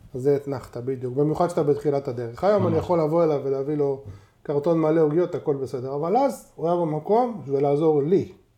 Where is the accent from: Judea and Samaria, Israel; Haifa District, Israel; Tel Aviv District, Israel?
Tel Aviv District, Israel; Tel Aviv; נולדתי ליד דיזנגרוף סנטר. גרנו שם כל החיים, זו השכונה שלי